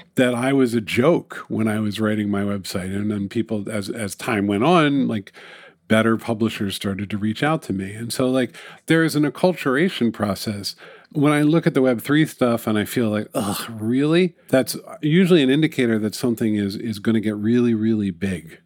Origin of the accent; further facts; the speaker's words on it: New York City, New York, United States; It's my hometown